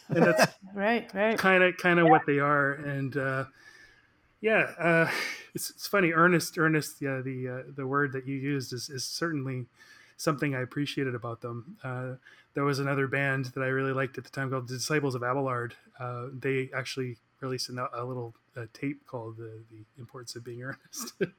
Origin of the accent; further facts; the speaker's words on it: Victoria, British Columbia, Canada; moved away as an adult; now in Vancouver, Canada; I am from Victoria, British Columbia, and uh, moved to Vancouver about uh, 20 years ago